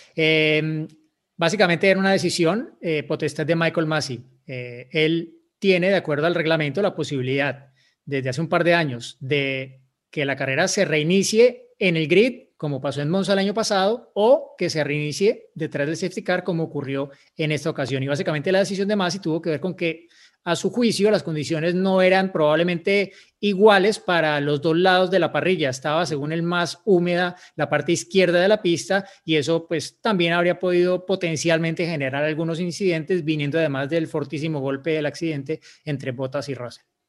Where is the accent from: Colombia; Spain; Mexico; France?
Colombia; Bogotá; Soy de Bogotá, Colombia, igual que Diego